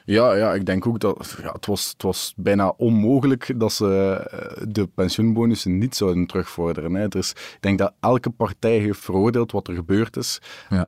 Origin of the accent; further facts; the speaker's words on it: Wachtebeke, Flanders, Belgium; in het dorp waar ik ben opgegroeid